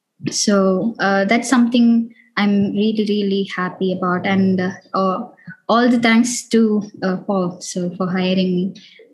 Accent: India; also born or lived in United States; now in Europe; I moved from India to Europe, and it was a cultural shock. Even though I was in US, it was completely new.

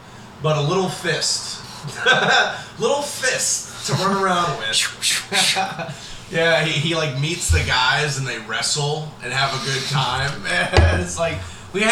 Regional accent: United States

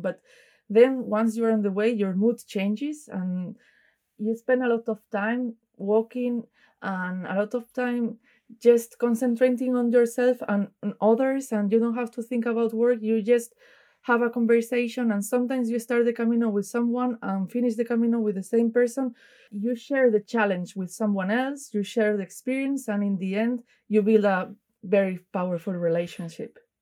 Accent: Pontevedra, Galicia, Spain; I'm from Pontevedra myself

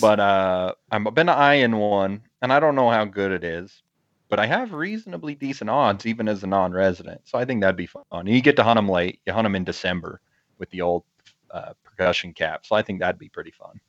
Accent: Utah, United States; my home state of Utah

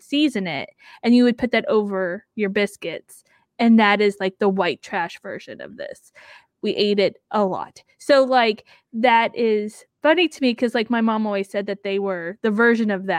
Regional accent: Midwest, United States

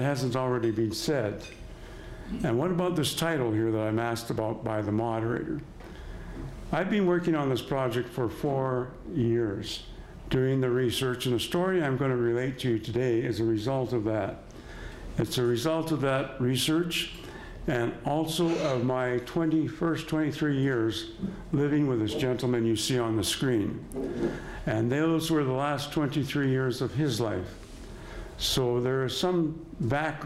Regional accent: Lethbridge, Alberta, Canada; moved away as an adult; I grew up in Lethbridge, but after leaving Lethbridge, I sought work elsewhere

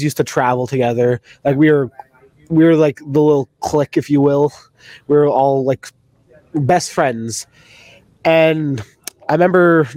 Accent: Canada; being a Canadian

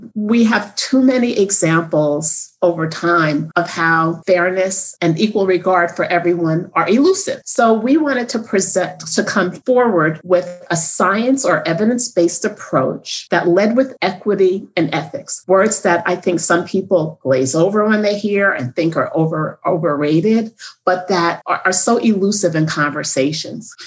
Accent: Northeast, United States; I'm from the Northeast.

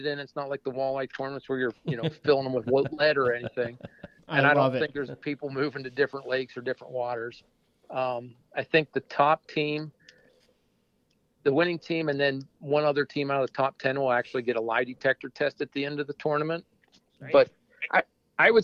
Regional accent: Western Pennsylvania, United States; moved away as an adult; also born or lived in Clarion, Pennsylvania; now in central Pennsylvania, United States; I grew up in Western PA

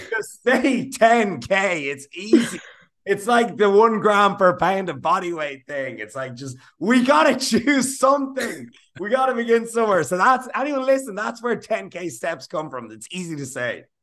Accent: Ireland; being Irish

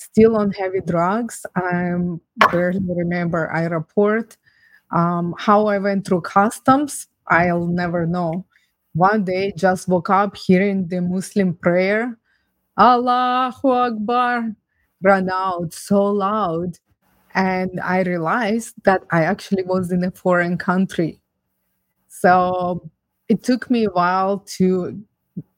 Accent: Ukraine; now in Canada; I was born and raised in Ukraine

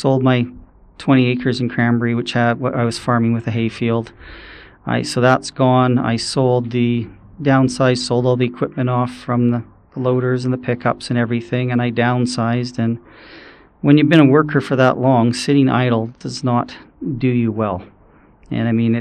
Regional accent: Powell River, British Columbia, Canada; Born and raised here in town

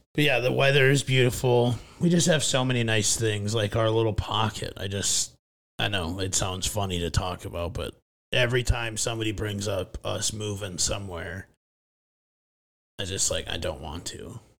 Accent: Fairmont, Minnesota, United States; my hometown of Fairmount, Minnesota

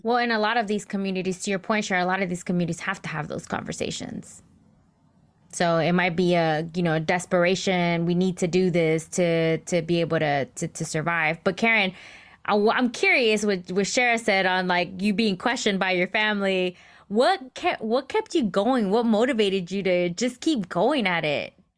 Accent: United States; I'm first generation American. My, my parents were born in Mexico and they immigrated over to the U S

